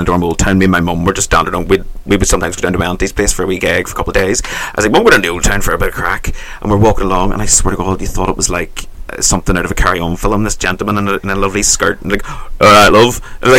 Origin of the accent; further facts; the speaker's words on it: Netherlands; I'm like, hello, I'm from Netherlands.